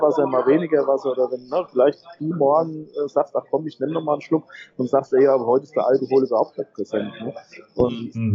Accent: Hesse, Germany; ich komme ja, komm ja aus Hessen, wir haben Appelwein

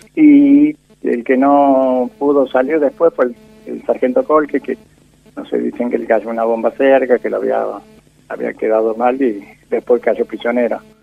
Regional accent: rural southeast Córdoba, Argentina; also born or lived in Calchaquí, Santa Fe; now in Justiniano Posse, Argentina; nos vinimos para la zona rural en sudeste de Córdoba. Y fui creciendo en zonas rurales

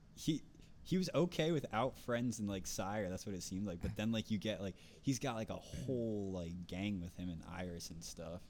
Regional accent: New Jersey, United States; accent: North Jersey; I'm from North Jersey

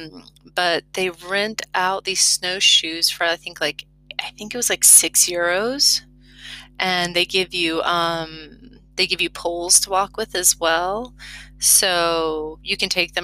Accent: Florida, United States; moved away as an adult; now in Lozère, France; because I'm from Florida.

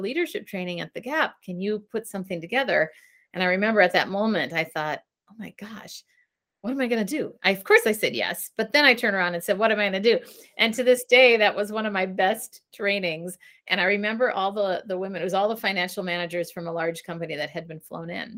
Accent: Richfield, Minnesota, United States; moved away as an adult; now in San Francisco, United States; growing up in Richfield, Minnesota, which is a suburb of Minneapolis

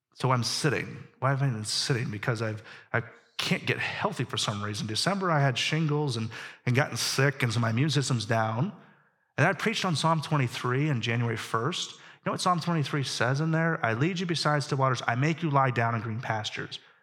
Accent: Pittsburgh, Pennsylvania, United States; I grew up in Pittsburgh

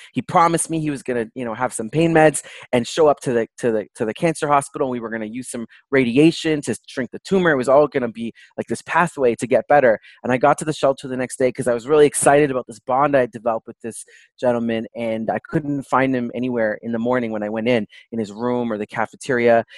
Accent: Toronto, Ontario, Canada; I was born and raised in Toronto, Canada

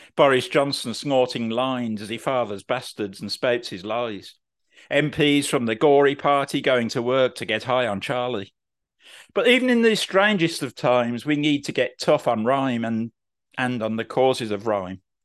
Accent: Birmingham, West Midlands, United Kingdom; I'm from Birmingham

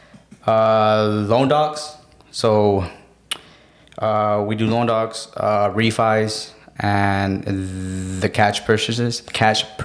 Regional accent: Phoenix, Arizona, United States; I was born and raised here in Phoenix, Arizona

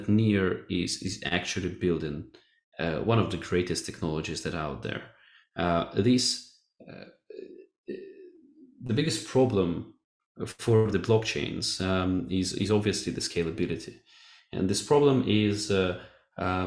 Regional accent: Kharkiv, Kharkiv Oblast, Ukraine; now in Portugal; We're both from Ukrainian city Kharkiv, and we studied at the same school

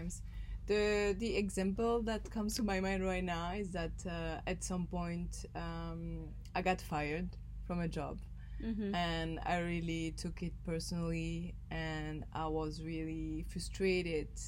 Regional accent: Belgium; I grew up in Belgium

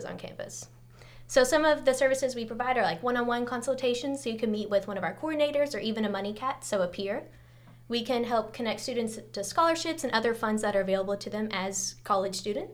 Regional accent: Louisville, Kentucky, United States; I'm a junior here at UK studying math and economics, and I'm from Louisville, Kentucky.

